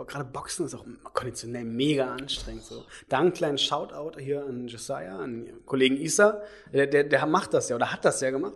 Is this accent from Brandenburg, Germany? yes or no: yes; Brandenburg, Germany; also born or lived in Leipzig, Saxony; now in Berlin, Germany; ich komme ja nicht aus Berlin. Äh, ich komme jetzt aus Sachsen, aus Leipzig, aus, äh, eigentlich aus Brandenburg